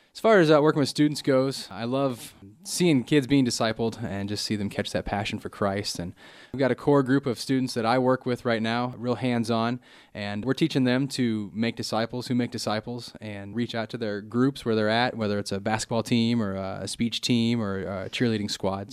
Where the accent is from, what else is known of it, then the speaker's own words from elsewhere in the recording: Illinois, United States; moved away; I grew up in Illinois